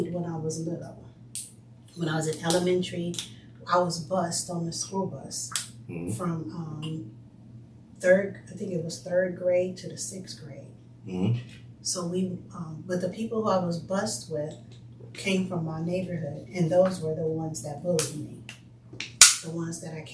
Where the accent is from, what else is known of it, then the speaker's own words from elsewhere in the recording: Los Angeles, California, United States; I grew up on 95th Street between Hoover and Figueroa. So South LA, but mostly close to Watts